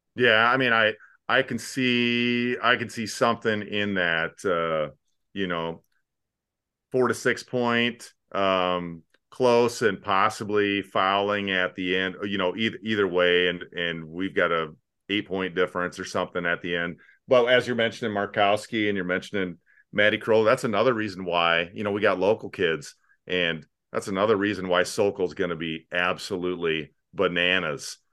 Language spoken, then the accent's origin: English; Sioux Falls, South Dakota, United States; now in Omaha, United States; I grew up in Sioux Falls, cultural mecca located directly north of here